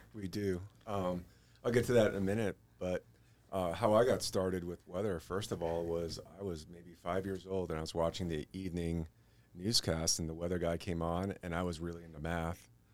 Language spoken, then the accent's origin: English; New York, United States; moved away as an adult; also born or lived in Albuquerque; growing up in New York